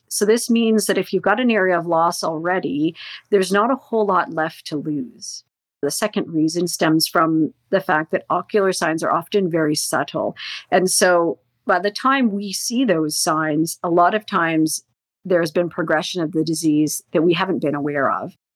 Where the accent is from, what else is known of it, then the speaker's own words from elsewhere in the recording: Northern Ontario, Canada; I grew up in Northern Ontario